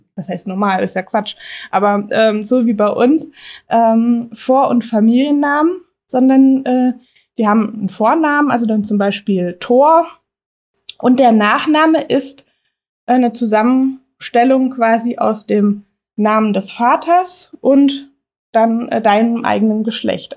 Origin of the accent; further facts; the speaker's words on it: Germany; bei uns in Deutschland